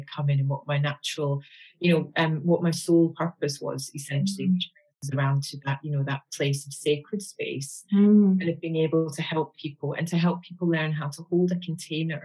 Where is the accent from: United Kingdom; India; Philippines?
United Kingdom; Glasgow, Scotland; I'm a girl from Glasgow